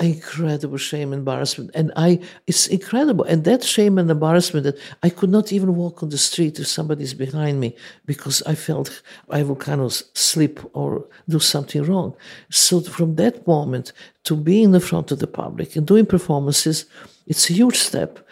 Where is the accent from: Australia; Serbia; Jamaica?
Serbia; English is a second language; moved away as an adult